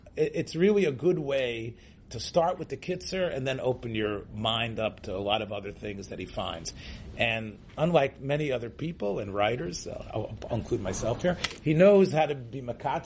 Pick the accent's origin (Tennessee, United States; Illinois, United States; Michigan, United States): Tennessee, United States; Memphis; I grew up in Memphis, Tennessee.